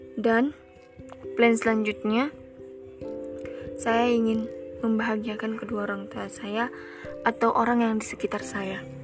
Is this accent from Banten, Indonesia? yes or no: no; Sidikalang, North Sumatra, Indonesia; Saya dari Sidikalang, Sumatera Utara